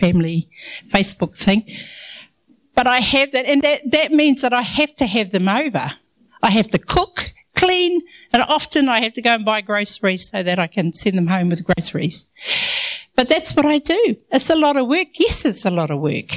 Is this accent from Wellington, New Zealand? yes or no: no; Ngāpuhi, Northland, New Zealand; accent: Maori; I'm brown. I'm from Ngāpuhi.